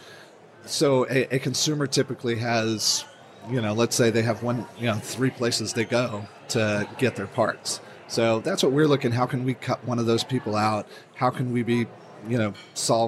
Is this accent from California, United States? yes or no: yes; California, United States; I'm from California